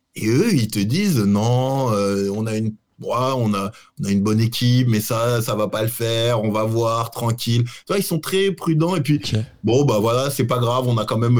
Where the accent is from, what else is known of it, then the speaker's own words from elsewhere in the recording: Paris, Île-de-France, France; moved away as an adult; now in Lisbon, Portugal; je suis parisien, je suis né à Paris, j'ai vécu 30 ans à Paris